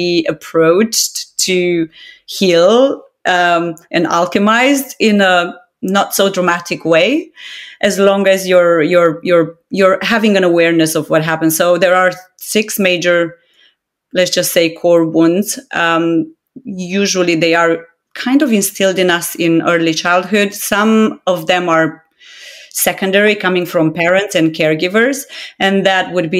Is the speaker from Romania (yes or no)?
yes; Romania; moved away; I'm Romanian of origin